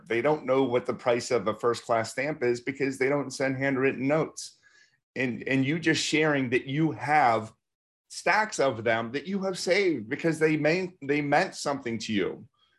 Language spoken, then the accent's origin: English; Pittsburgh, Pennsylvania, United States; I keep on getting calls from XYZ Limited Service Hotel in Pittsburgh, and I'm from Pittsburgh.